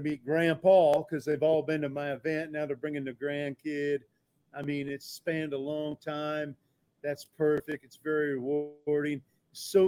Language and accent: English; Illinois, United States; I'm from Illinois there nearby